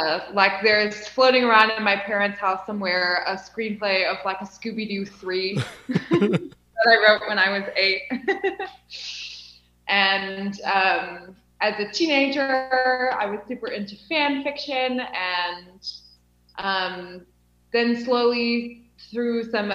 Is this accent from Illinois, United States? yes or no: yes; Illinois, United States; moved away as an adult; now in Cape Town, South Africa; Yes, I'm from Illinois.